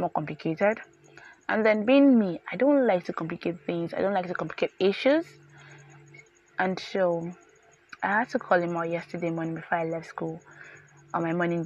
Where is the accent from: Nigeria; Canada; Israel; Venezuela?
Nigeria; Yorubaland; I grew up in Yoruba land. I'm a proper Nigerian